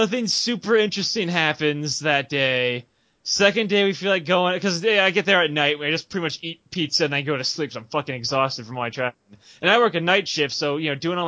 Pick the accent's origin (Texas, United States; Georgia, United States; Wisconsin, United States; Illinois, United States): Illinois, United States; moved away; I'm actually from Illinois, and all my family, my extended family from my mother's side, lives in Chicago